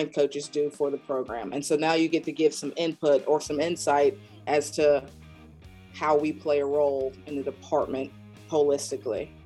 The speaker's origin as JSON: {"language": "English", "area": "right outside the Outer Banks", "region": "North Carolina", "country": "United States", "tie": "born or raised there", "said": "I grew up in right outside the Outer Banks in a small rural town, one stoplight"}